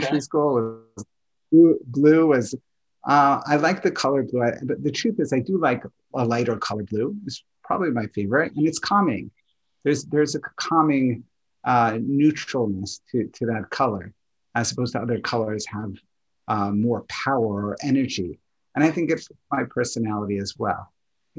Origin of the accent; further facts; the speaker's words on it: New York, United States; I grew up in New York